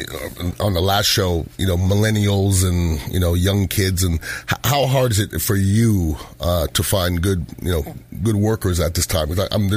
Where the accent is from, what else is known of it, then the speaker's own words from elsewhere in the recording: Montreal, Quebec, Canada; now in Florida, United States; I'm originally from Montreal, Canada, yeah.